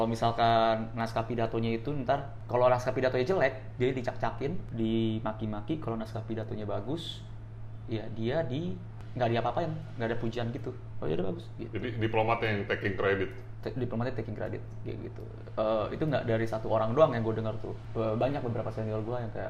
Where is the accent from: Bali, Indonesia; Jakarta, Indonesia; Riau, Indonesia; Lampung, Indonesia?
Jakarta, Indonesia; Orang nganggapnya gue itu orang Bandung tapi enggak. Gue itu born bred di Jakarta.